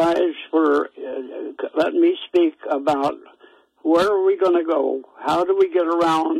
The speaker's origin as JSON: {"language": "English", "area": "Powder River County", "region": "Montana", "country": "United States", "tie": "born or raised there", "lives_now": "Billings, United States", "said": "We had no money growing up in Powder River County."}